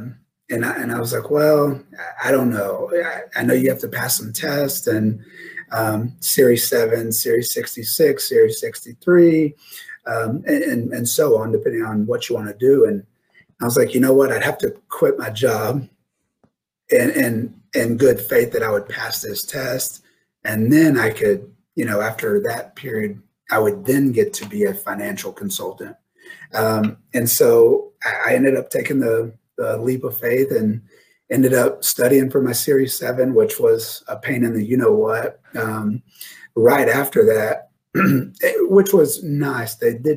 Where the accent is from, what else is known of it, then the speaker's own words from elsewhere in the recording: Mesquite, Texas, United States; also born or lived in Denton, Texas / Grapevine, Texas / Flower Mound, Texas; I'm born and raised here in Texas. I'm actually from Mesquite, Texas